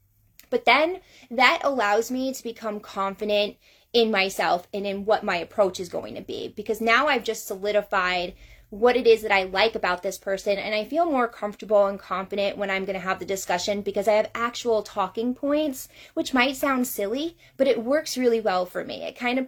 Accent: Georgia, United States; I'm from North Georgia area.

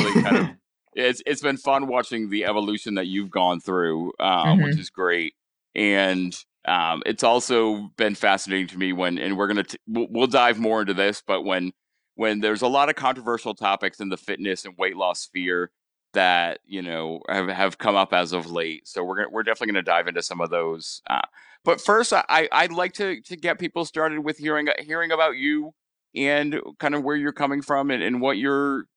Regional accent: Rhode Island, United States; accent: Rhode Island; a little bit more of my Rhode Island accent comes out. I start dropping R's and it sounds a bit more like Boston

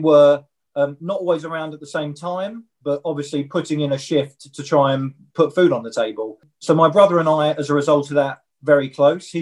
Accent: Kent, South East England, United Kingdom; We grew up in Kent

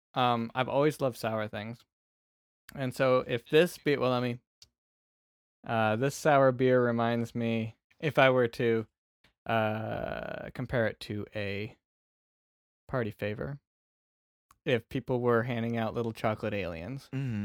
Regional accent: Wisconsin, United States; I'm from Wisconsin.

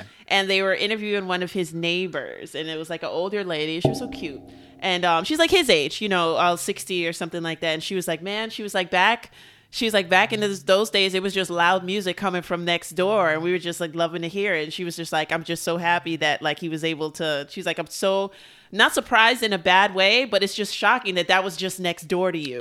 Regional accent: New York City, New York, United States

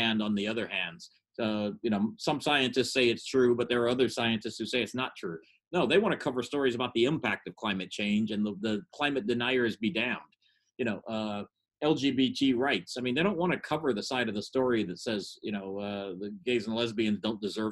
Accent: United States; I'm glad I'm from America

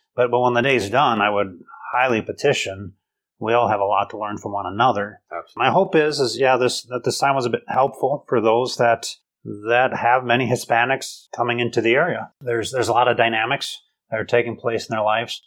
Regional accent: United States; also born or lived in Mexico; I'm very American

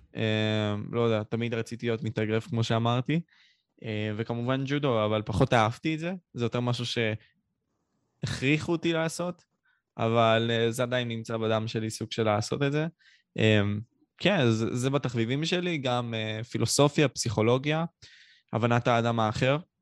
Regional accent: Ashkelon, Southern District, Israel; אני בן שמונה עשרה, מאשקלון

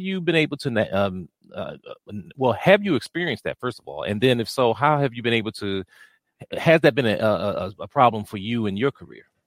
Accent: Washington, District of Columbia, United States; I grew up here in the Washington, D C area

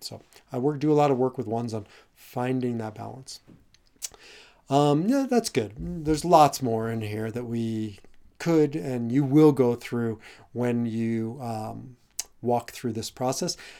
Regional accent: Omaha, Nebraska, United States; I grew up in Omaha, Nebraska

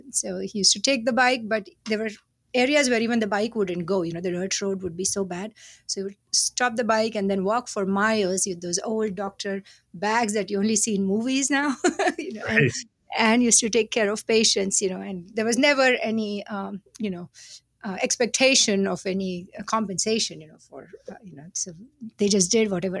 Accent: Maharashtra, India; now in United States; I was born and brought up in India, and I grew up in a small town which was on the national highway between two major cities, Mumbai or Bombay, as it used to be called back then, and Pune

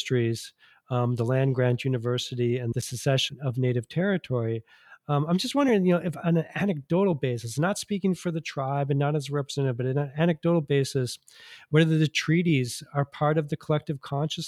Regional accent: Wisconsin, United States; I grew up in Wisconsin

